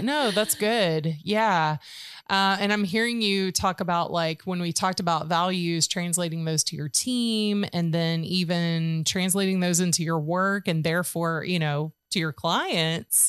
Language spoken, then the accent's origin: English; Georgia, United States; now in Tennessee, United States; I'm from Georgia